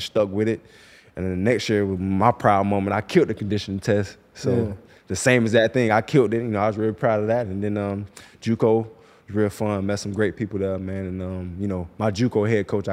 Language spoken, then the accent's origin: English; Miami, Florida, United States; I'm a kid from Miami